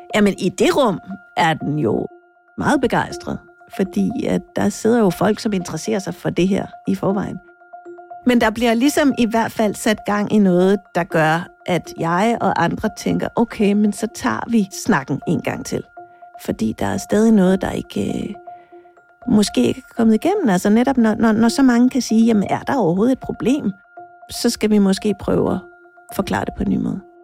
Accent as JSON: {"language": "Danish", "region": "Jutland", "country": "Denmark", "tie": "born or raised there", "said": "jeg er født altså helt bogstaveligt på en mark i Jylland"}